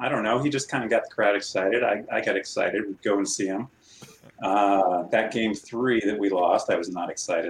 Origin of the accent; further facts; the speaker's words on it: Boulder, Colorado, United States; I grew up in Boulder, so I've been since Boulder. 77 or so.